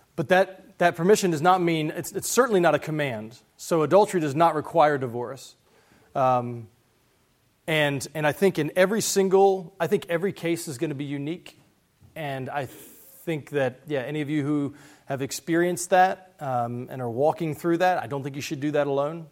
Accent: West Virginia, United States; I'm from West Virginia

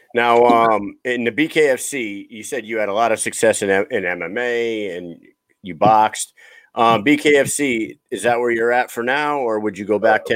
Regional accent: New England, United States; I'm from New England, so I didn't know where the hell that was.

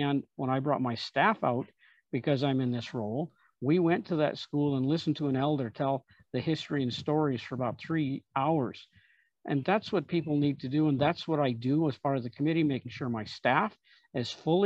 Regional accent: Southern Alberta, Canada; I grew up in Southern Alberta

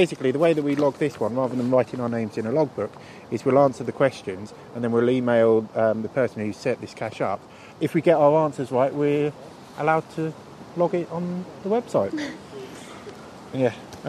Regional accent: East of England, United Kingdom; Central Bedfordshire.

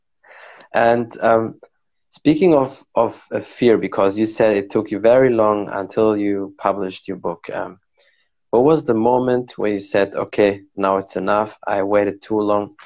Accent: Morocco; I'm from Morocco, so we drink a lot of tea, like mint mint tea

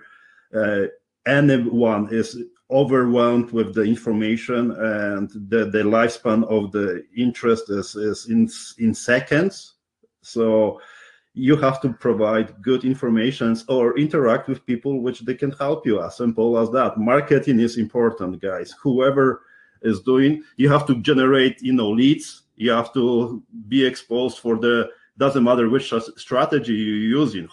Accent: Poland; accent: Polish; English is a second language; moved away; my Polish root accent

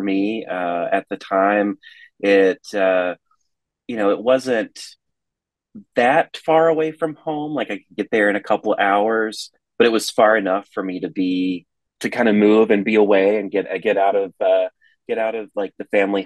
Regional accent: East Tennessee, United States; So I was born in the Middle Tennessee area. We lived in East Tennessee from I was age 4, and then we left when I was 14, and we came back to Middle Tennessee.

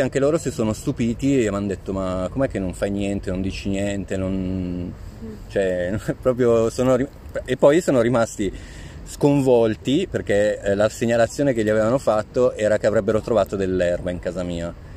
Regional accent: Pavia, Lombardy, Italy; moved away; also born or lived in Rome; i miei genitori sono di Pavia, io sono nato a Pavia, ma vivevo a Roma da 12 anni.

